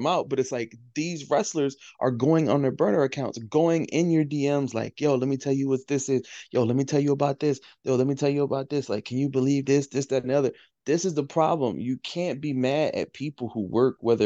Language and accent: English; Baltimore, Maryland, United States; I'm a kid from West Baltimore. I'm a dude from West Baltimore